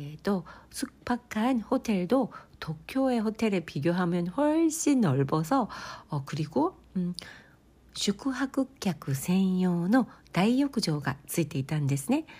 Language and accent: Japanese; Kansai, Osaka, Japan; moved away; also born or lived in Kobe; 私のふるさとである関西、 えー、関西地方大阪なので